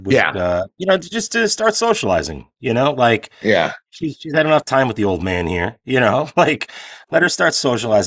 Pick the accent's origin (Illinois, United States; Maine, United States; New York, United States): Illinois, United States; Chicago; now in California, United States; I'm from Chicago.